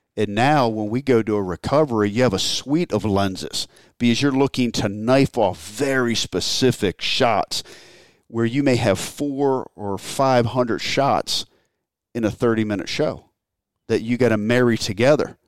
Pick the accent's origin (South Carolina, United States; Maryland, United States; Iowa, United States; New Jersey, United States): Maryland, United States; I grew up in Maryland